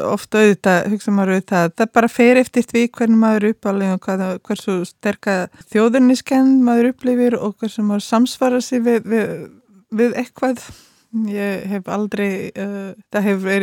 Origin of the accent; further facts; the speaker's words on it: Croatia; Icelandic is a second language; moved away; ég kem frá uh, landi sem er ekki lengur til, sem héti Jugoslavia eins og land Suður Slava Eh, er eh, fæður uppalinn í eh, Kroatíu Kroatjumein en hef verið alltaf með annan fótinn líka í Belgrad í Serbíu